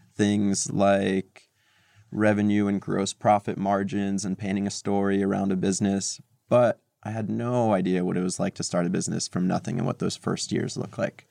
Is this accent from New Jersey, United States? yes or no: yes; Montclair, New Jersey, United States; moved away as an adult; also born or lived in Moscow, Russia / New York City; now in New York, United States; I grew up in New Jersey, not too far from New York, in a town called Montclair, about thirty minutes west of the city